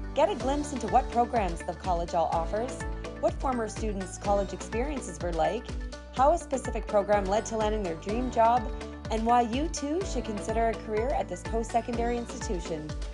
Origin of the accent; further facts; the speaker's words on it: Petawawa, Ontario, Canada; my hometown of Petawawa, I grew up with a lot of kids whose parents were in the military